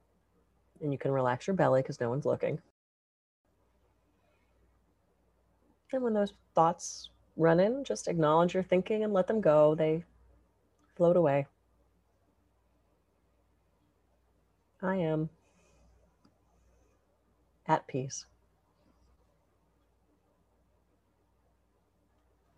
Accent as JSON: {"language": "English", "region": "East Coast", "country": "United States", "moved": "yes", "lives_now": "Santa Barbara, United States", "said": "Being that I'm from the East Coast, now I'm in Santa Barbara"}